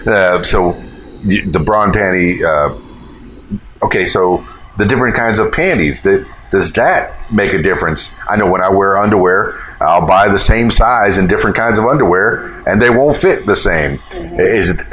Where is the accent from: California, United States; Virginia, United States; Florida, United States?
Florida, United States; I'm from the Florida Keys, and we had lots of nude beaches on there